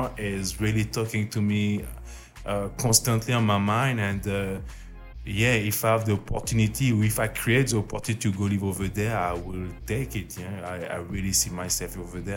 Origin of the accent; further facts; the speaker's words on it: Auvergne-Rhône-Alpes, France; English is a second language; moved away; I'm in France, I'm from Auvergne, it's volcanic